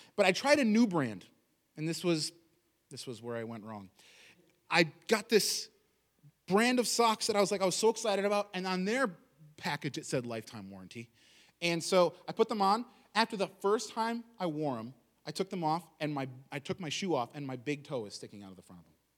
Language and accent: English; United States; I'm an American